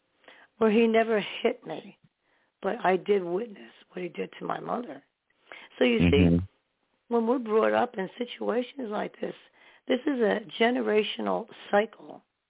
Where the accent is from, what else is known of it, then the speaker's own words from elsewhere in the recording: New York, United States; also born or lived in New Jersey; I was born in New York and we lived in New York for a while. And then we moved back to Jersey or into Jersey. Then we went back and forth, and then to Staten Island, New York. I would rather be in New York.